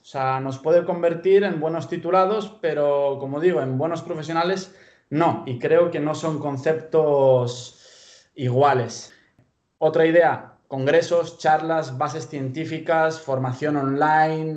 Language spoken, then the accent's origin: Spanish; Pamplona, Navarre, Spain; accent: purely Spanish; moved away as an adult; also born or lived in Bulgaria; now in Galicia, Spain; vine aquí a los 12 años, allá por el año 2005, y eh, vine a Pamplona, que es de donde, vengo.